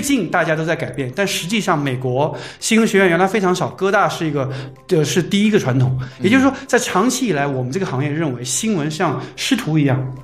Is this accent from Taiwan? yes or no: no; China; 我们中国人